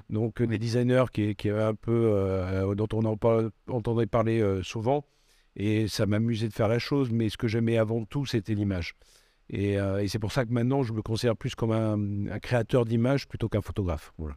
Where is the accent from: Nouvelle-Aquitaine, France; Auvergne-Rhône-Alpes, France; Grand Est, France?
Nouvelle-Aquitaine, France; Bordeaux; also born or lived in Aveyron / Paris; suis pas né à Bordeaux. Je suis né en Aveyron. mais mes parents ont migré à Bordeaux quand j'avais 3 ans et, j'ai grandi à Bordeaux